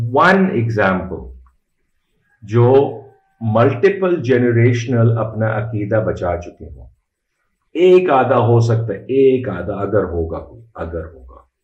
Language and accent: Urdu; Karachi, Sindh, Pakistan; also born or lived in Saudi Arabia / Midwest, United States; now in Islamabad, Pakistan; ہم کراچی کے ہیں وہیں پہ پلے پڑے تھے پیدا وہیں ہوئے تھے